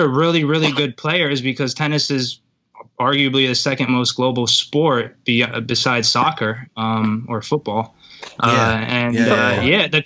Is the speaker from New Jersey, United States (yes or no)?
yes; New Jersey, United States; also born or lived in St. Petersburg, Russia; I'm from St. Petersburg, but I'm pretty Americanized, obviously. I don't have an accent. I moved to New Jersey when I was 3